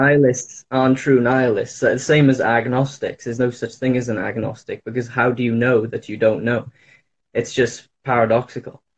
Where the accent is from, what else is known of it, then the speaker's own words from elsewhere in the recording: Wales, United Kingdom; I'm in the UK. I'm uh, from Wales.